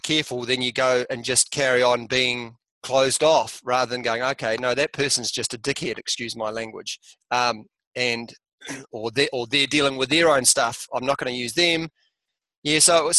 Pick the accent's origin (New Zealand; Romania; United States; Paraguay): New Zealand; Motueka, Tasman; also born or lived in Australia; We immigrated from Australia back to New Zealand to be with my father's father before he died in a little place in top of the South Island called Motueka.